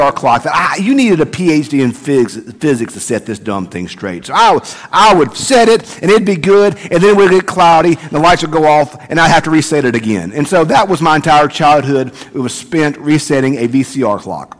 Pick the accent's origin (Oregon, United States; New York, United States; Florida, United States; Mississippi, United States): Mississippi, United States; Bogue Chitto; now in Madison, United States; I grew up in Bogachita